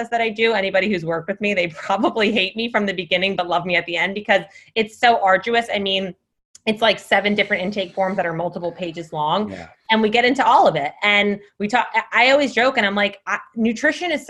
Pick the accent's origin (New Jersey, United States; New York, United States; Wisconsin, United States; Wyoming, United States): New Jersey, United States; moved away; I am from New Jersey